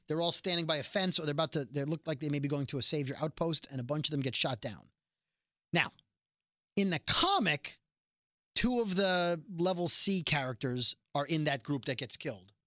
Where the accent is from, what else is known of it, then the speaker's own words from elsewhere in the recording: New York City, New York, United States; we're both from Brooklyn